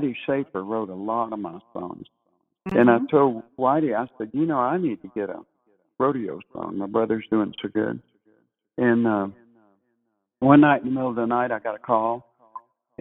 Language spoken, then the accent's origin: English; Texas, United States; also born or lived in Meridian, Mississippi; my dad's side was San Antonio, Texas. And so we lived in Meridian until I was about 6 years old, and then we moved to Texas